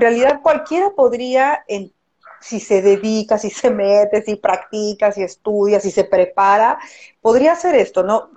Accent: Mexico; now in Chile; yo soy mexicana

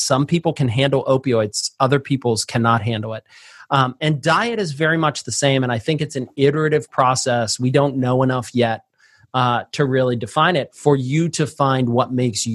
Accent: Pittsburgh, Pennsylvania, United States; I was born and raised in Pittsburgh where we put French fries on our sandwiches

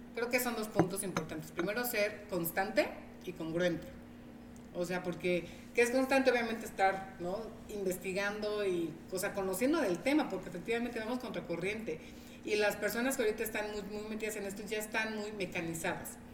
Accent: Veracruz, Mexico; now in Tehuacán, Mexico; yo soy de Veracruz

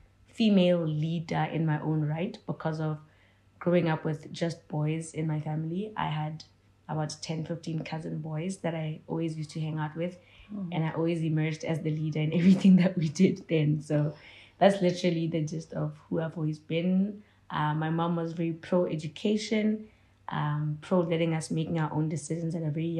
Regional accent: Gaborone, South-East District, Botswana; I grew up in Gads. I think I started my preschool, primary, and high school in Gaborone, Botswana.

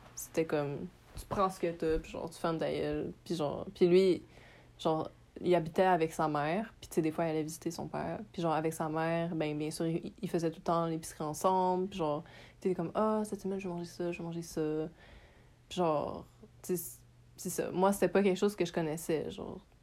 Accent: Montreal, Quebec, Canada; je suis née à Montréal, j'ai grandi à Montréal

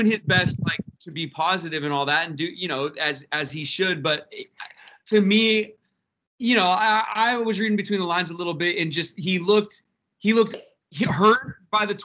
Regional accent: Seattle, Washington, United States; I'm from Seattle, born and raised

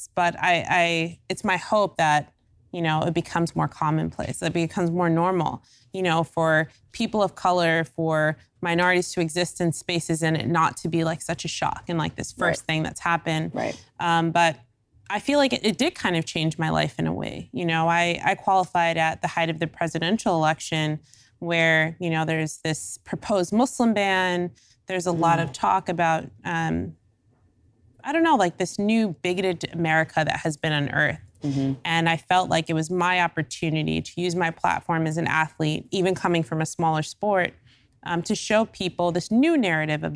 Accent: United States; I'm African American

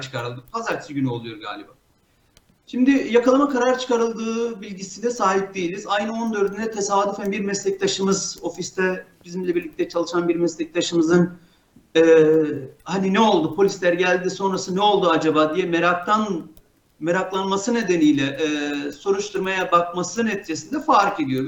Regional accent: Mardin, Turkey; Mardinliyim, İstanbul Üniversitesi Hukuk Fakültesi mezunuyum

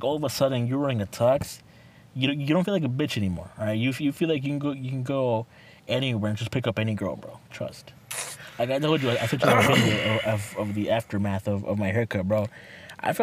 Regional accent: Mexico; I'm Mexican

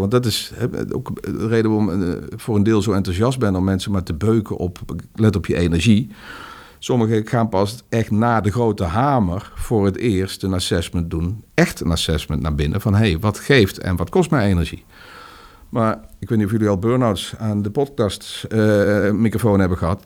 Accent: North Brabant, Netherlands; Brabants gezin, huisje, boompje, beestje, hondje

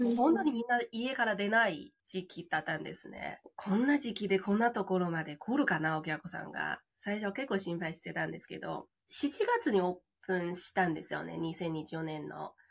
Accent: China; Japanese is a second language; moved away as an adult; also born or lived in Tokyo, Japan; now in Futtsu, Japan; 中国出身で日本留学、留学で日本に来て

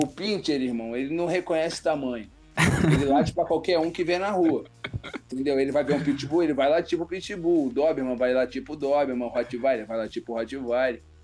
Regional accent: Rio de Janeiro, Brazil; eu sou do Rio.

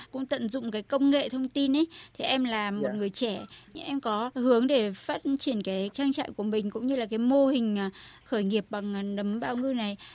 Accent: Đắk Lắk, Vietnam; born there; Tôi sinh ra ở Đắk Lắk.

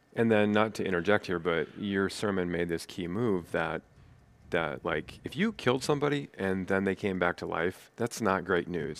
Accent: Nebraska, United States; moved away as an adult; also born or lived in East Coast; being a native Nebraska person

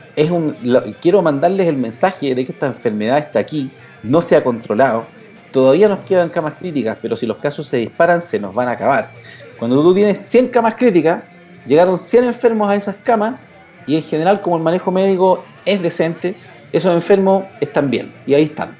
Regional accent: Chile; los chilenos acá

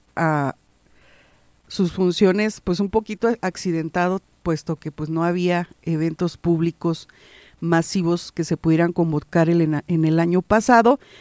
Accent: Guanajuato, Mexico; la cultura de nuestro estado de Guanajuato

